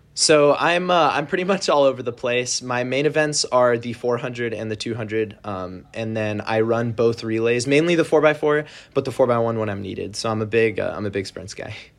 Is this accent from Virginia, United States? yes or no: no; San Jose, California, United States; I'm from San Jose, California, in the Bay Area